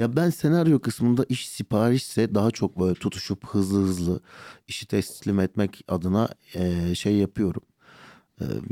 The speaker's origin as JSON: {"language": "Turkish", "region": "Şanlıurfa", "country": "Turkey", "tie": "born or raised there", "also_born_or_lived": "Birecik", "moved": "yes", "lives_now": "Istanbul, Turkey", "said": "Urfalıyım ben. Urfa'da doğup büyüdüm."}